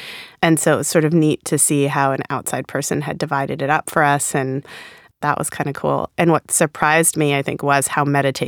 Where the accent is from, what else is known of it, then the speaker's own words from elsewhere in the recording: Rhode Island, United States; accent: Rhode Island; I really like to think my Rhode Island accent is gone. And then sometimes it comes out.